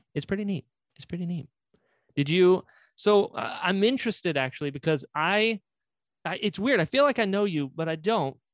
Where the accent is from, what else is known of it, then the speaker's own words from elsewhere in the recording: North Carolina, United States; now in Naples, United States; I'm originally from North Carolina